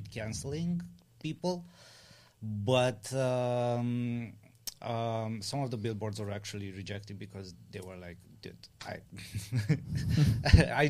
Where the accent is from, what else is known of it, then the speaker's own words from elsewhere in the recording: Romania; now in United States; we're coming from Romania